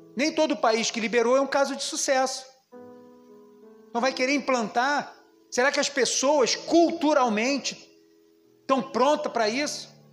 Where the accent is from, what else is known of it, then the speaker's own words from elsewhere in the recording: Brazil; como brasileiro